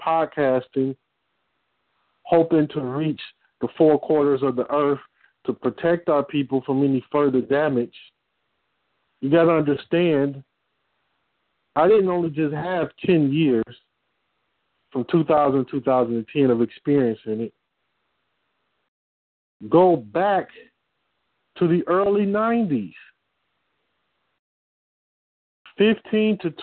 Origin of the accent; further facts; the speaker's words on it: Detroit, Michigan, United States; I'm from Detroit